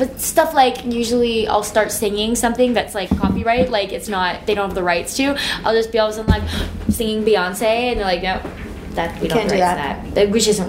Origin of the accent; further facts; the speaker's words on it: Chatham, Ontario, Canada; I'm from Chatham.